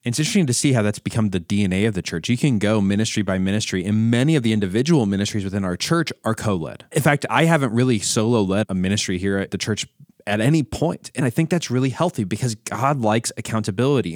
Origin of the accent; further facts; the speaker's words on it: United States; as an American myself